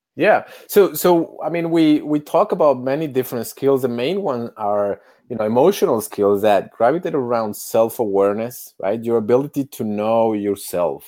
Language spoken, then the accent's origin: English; Mexico City, Mexico; moved away as an adult; also born or lived in United States; now in Canada; I was born, eh, as a privileged kid in Mexico City